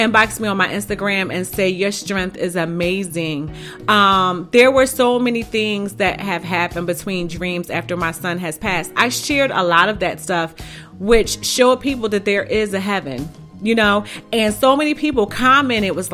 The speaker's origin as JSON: {"language": "English", "town": "Philadelphia", "region": "Pennsylvania", "country": "United States", "said": "I'm from North Philly"}